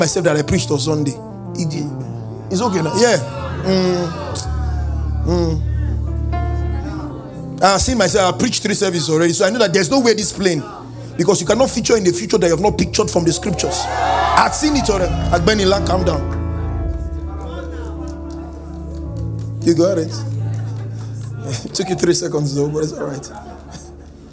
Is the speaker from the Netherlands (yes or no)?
no; Benin City, Edo, Nigeria; I grew up in Benin City, 052, 053, 054